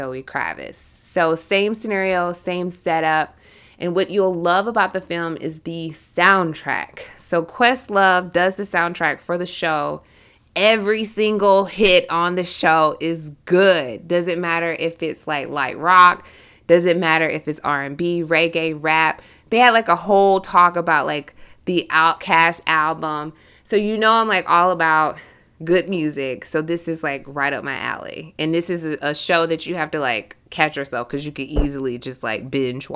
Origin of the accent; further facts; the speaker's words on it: South Georgia, United States; I'm the only person that's originally from Georgia because we have so many transplants. And then being a woman who was raised in the South is so significant.